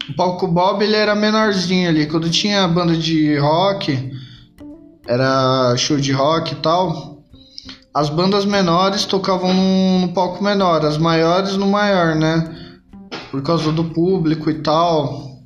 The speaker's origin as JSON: {"language": "Portuguese", "town": "São Mateus", "country": "Brazil", "said": "E Tipo assim, eu sou de São Mateus, né? Quem, quem tá ouvindo já, já tá ligado na, na parada, mas quem não é de São Mateus, mano, é tipo assim, a gente fazia praticamente os mesmos rolês, trombava as mesmas pessoas"}